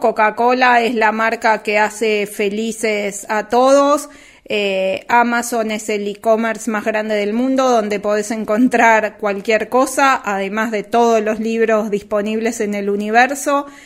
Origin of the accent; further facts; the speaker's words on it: Uruguay; en Uruguay, donde yo nací y, y me crié y vivo